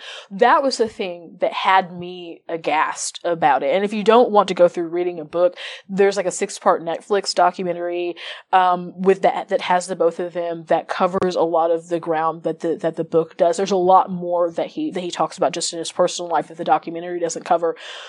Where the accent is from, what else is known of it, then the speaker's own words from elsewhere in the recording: Midwest, United States; I'm from the Midwest and from the country.